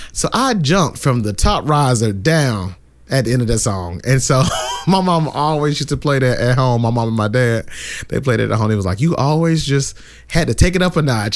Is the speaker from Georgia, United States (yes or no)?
yes; Brunswick, Georgia, United States; also born or lived in Savannah, Georgia; I am from Brunswick, Georgia, which is about an hour south of Savannah